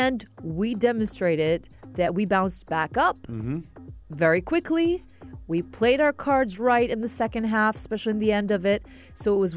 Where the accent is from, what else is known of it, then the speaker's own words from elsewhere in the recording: Iraq; now in United Arab Emirates; I hail from Iraq